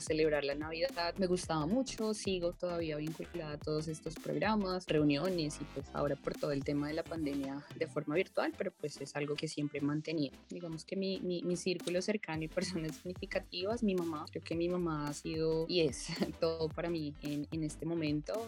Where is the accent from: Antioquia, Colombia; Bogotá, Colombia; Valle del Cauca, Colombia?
Bogotá, Colombia; Yo nací en la ciudad de Bogotá